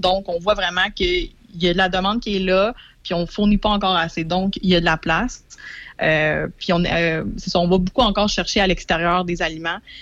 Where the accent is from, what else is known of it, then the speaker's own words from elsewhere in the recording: Saint-Jean-sur-Richelieu, Quebec, Canada; moved away as an adult; now in Portneuf, Canada; je suis native de Saint-Jean-sur-Richelieu.